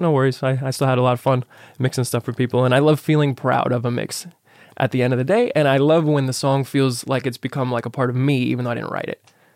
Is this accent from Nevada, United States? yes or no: yes; Las Vegas, Nevada, United States; I'm born and raised in Vegas